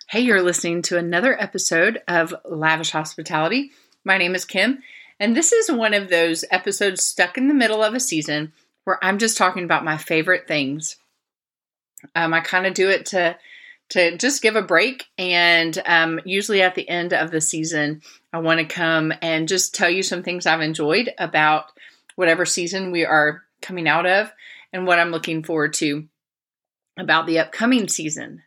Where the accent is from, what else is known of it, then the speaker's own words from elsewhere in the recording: Florida, United States; moved away; I grew up in the South. I grew up in Florida.